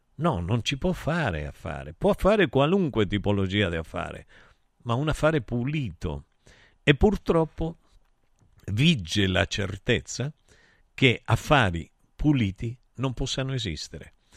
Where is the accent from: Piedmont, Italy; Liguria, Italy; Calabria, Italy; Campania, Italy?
Calabria, Italy; Taurianova; moved away; nel mio paese, a Taurianova